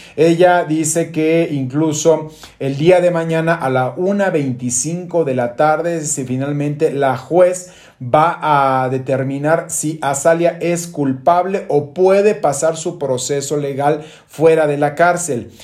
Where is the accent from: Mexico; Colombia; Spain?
Mexico; estamos sumamente orgullosos como mexicanos